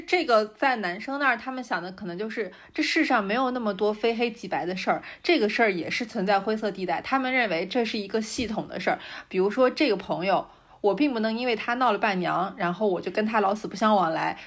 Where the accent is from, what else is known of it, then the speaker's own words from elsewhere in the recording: Shanxi, China; 我可以讲一下我们山西这边